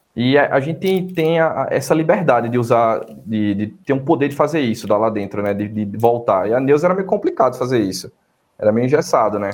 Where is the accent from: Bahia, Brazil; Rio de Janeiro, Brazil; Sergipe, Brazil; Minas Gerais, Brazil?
Bahia, Brazil; Irecê; moved away; also born or lived in Paraíba; vindo de Irecê, interior da Bahia, cidadezinha pequena, uns 70 mil habitantes